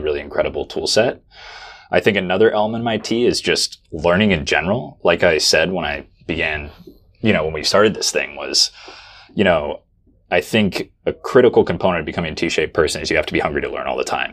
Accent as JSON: {"language": "English", "region": "Oregon", "country": "United States", "said": "I'm from Oregon"}